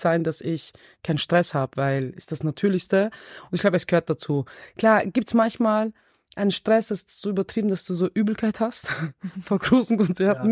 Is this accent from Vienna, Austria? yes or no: yes; Vienna, Austria; ich bin selber im 16. im Außenbezirk